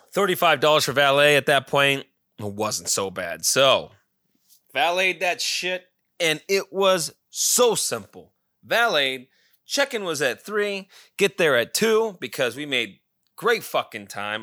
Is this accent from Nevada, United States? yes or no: yes; Pahrump, Nevada, United States; now in Scottsdale, United States; my hometown of Pahrump